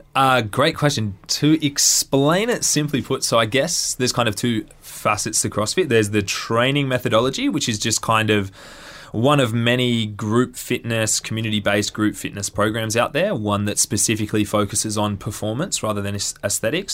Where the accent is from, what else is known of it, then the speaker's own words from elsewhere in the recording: Central Coast, New South Wales, Australia; I grew up on the Central Coast.